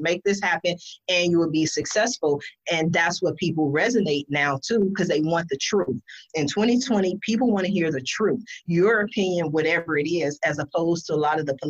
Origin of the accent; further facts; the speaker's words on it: California, United States; also born or lived in Columbus, Ohio; since I was 8, I've been, you know, I'm 44 now. I've been in California